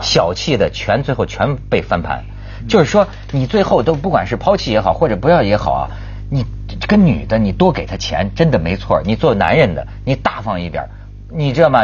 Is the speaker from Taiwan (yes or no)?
no; China; 我一大陆人